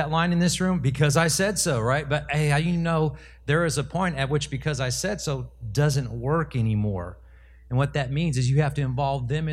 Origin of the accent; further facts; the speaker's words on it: Los Angeles, California, United States; moved away as an adult; I grew up in Los Angeles, and I was part of LA Unified School District